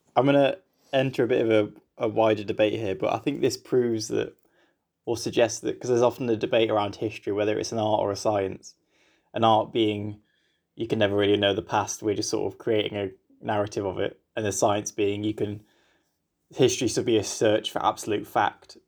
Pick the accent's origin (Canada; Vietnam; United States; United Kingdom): United Kingdom; England; I'm from England